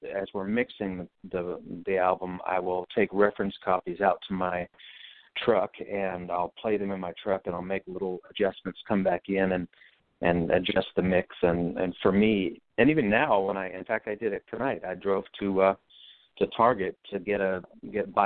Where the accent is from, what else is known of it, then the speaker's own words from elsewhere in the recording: Bracebridge, Ontario, Canada; my hometown is Bracebridge, Ontario